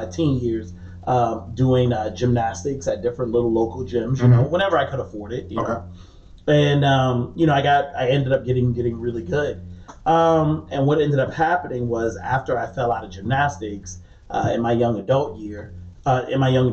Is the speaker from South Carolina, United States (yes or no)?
yes; Charleston, South Carolina, United States; also born or lived in James Island, South Carolina / Goose Creek, South Carolina; I was born in like the West Ashley. I grew up in the Johns James Island area. Spent a little bit of time in Wamala when I was a kid